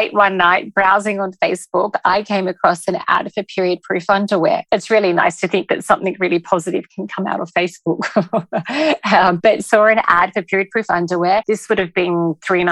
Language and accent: English; Australia; moved away as an adult; now in Dubai, United Arab Emirates; So I am from Australia, along with my husband. We arrived in Dubai 5 years ago